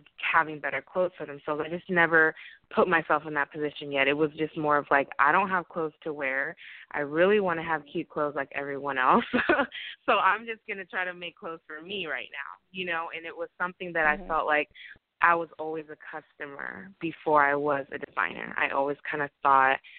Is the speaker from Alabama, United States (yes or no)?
no; Portland, Oregon, United States; now in Los Angeles, United States; I grew up in Portland, Oregon, and with my family